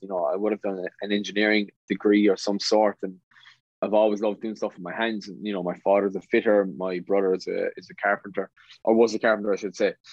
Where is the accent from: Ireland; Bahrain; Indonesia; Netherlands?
Ireland; West Limerick, Munster; I'm from West Limerick, went to school at West Limerick